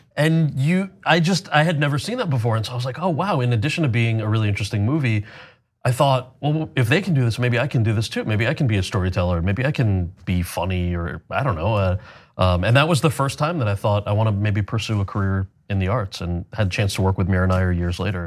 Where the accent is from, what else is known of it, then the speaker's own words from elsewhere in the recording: New Jersey, United States; I grew up in Jersey